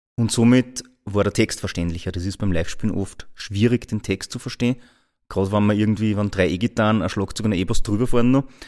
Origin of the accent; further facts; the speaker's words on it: Linz, Upper Austria, Austria; ich wieder zurückgefahren bin nach Linz. Ja? Also mein, mein eigen, eigentliches Daheim, dort wo ich herkomme